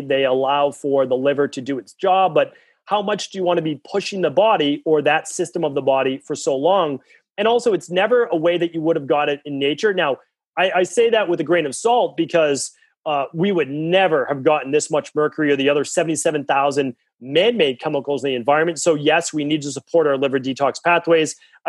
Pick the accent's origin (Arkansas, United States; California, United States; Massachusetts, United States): Massachusetts, United States; And I'm from Massachusetts.